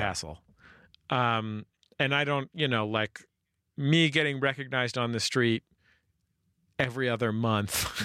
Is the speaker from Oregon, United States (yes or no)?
no; California, United States; also born or lived in San Francisco; now in Los Angeles, United States; I'm from California